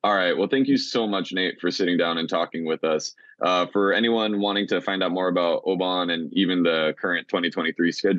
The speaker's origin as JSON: {"language": "English", "town": "Haleiwa", "region": "Hawaii", "country": "United States", "tie": "born or raised there", "said": "growing up in Haleiwa"}